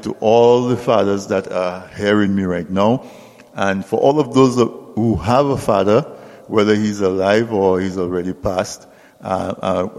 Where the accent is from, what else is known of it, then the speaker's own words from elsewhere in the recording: Castle Bruce, Saint David, Dominica; I grew up in Castle Bruce, from a farming family